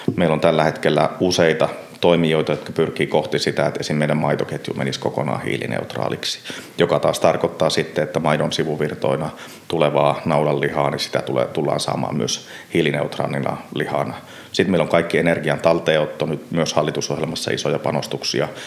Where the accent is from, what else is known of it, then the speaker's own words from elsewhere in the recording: Puolanka, Kainuu, Finland; also born or lived in Enontekiö; now in Inari, Finland; siellä lapsuudessa itsellä, nyt kun Puolangalla on, hmm. on varttunut